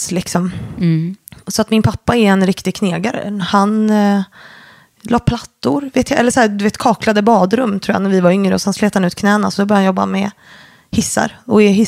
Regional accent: Stockholm, Stockholm County, Sweden; Born and raised i Stockholm, eh, söder om stan, mm. i Enskede och mm. Kärrtorp faktiskt.

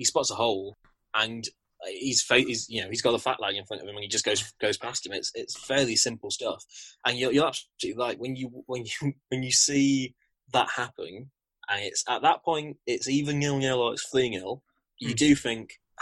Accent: near Leeds, Yorkshire and the Humber, United Kingdom; growing up near Leeds, I used to support the Leeds Tykes

